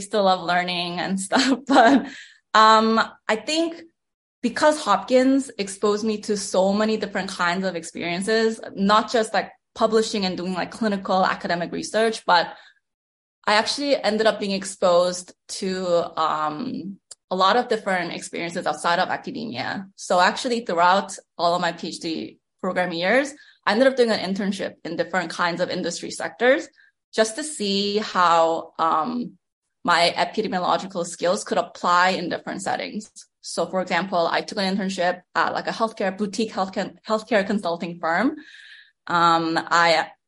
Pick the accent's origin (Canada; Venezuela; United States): Canada; moved away as an adult; I'm a Canadian, so I was considered an international student